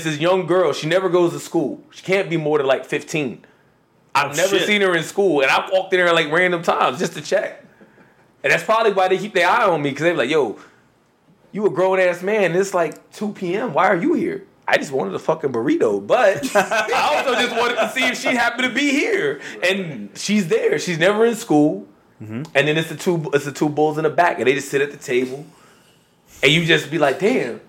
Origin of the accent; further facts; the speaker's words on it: Philadelphia, Pennsylvania, United States; I'm from Southwest Philadelphia